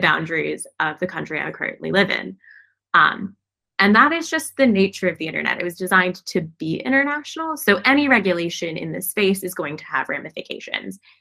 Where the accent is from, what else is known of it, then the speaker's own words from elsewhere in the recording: United States; as an American